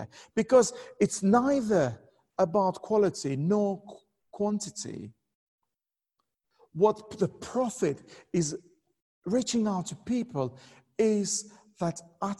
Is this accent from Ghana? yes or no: no; Albania; moved away; I'm originally from Albania